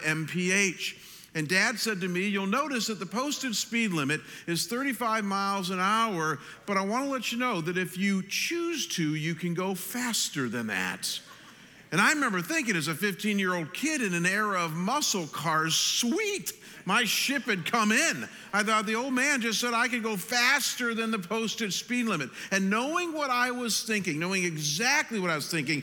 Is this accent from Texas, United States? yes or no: no; Ohio, United States; moved away; I'm from Ohio, and we have a lot of backcountry roads in Ohio